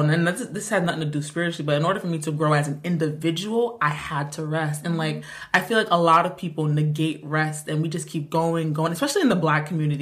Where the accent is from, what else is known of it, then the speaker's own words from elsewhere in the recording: Rhode Island, United States; we're from the smallest state in America